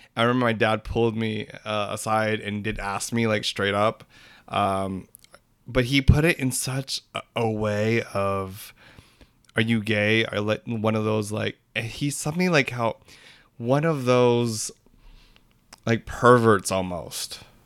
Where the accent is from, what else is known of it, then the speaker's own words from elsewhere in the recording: United States; I'm Filipino American, I was born here